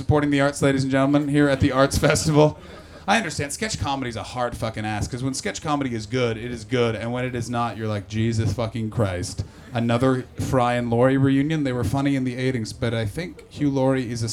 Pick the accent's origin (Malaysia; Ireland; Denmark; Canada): Canada; I'm from Canada